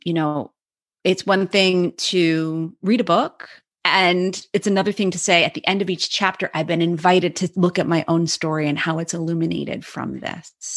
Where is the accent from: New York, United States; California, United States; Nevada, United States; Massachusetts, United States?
Massachusetts, United States; Cape Cod; grew up as an Irish Catholic kid in Cape, on Cape Cod, Massachusetts